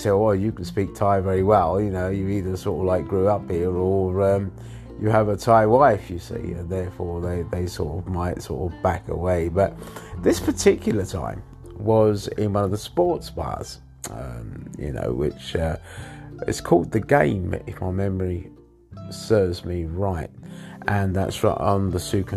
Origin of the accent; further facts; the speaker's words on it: England, United Kingdom; now in Thailand; I was born in England.